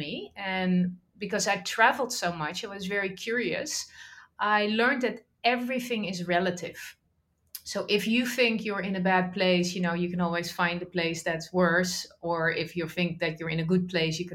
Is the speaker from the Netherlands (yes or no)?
yes; Netherlands; I grew up in the Netherlands